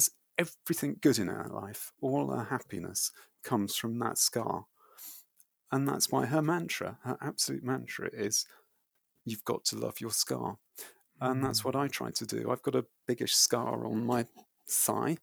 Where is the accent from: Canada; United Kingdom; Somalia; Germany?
United Kingdom; I approached them as a British runner navigating trauma